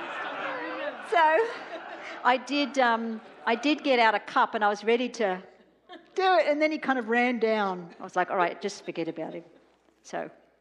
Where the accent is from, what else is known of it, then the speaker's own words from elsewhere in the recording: Australia; I was growing up in Australia